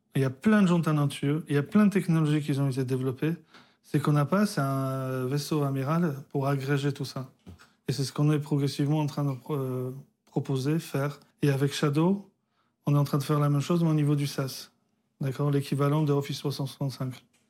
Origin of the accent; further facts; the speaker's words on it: Poland; moved away; je suis né en Pologne, communiste